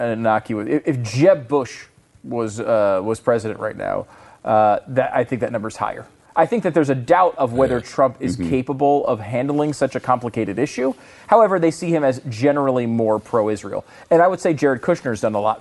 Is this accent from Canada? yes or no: yes; Canada; now in United States; as a Canadian sports celebrity